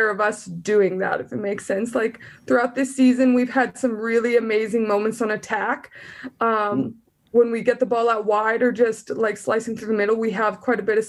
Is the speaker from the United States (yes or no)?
no; southern Alberta, Canada; moved away; I'm from Alberta, and southern Alberta